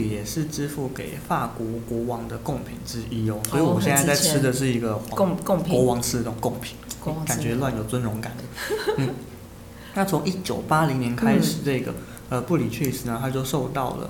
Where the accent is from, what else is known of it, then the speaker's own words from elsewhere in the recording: Taiwan; 我们是台湾人